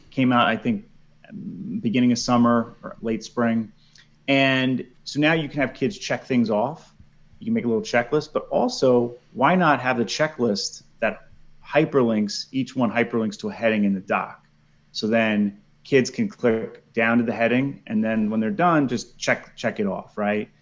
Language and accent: English; New York, United States; moved away as an adult; also born or lived in Philadelphia, Pennsylvania; now in Hillsborough, North Carolina, United States; I'm originally from New York